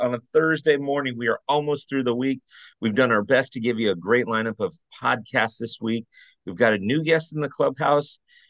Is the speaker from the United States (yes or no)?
yes; Orange County, California, United States; I remember in Anaheim, because I grew up in Orange County, even though I'm a Dodger fan.